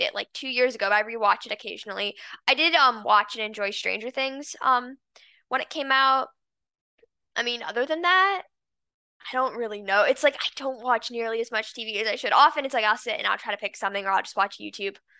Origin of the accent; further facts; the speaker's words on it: Los Angeles, California, United States; now in San Diego, United States; I was born in Los Angeles and I lived there um for 11 years.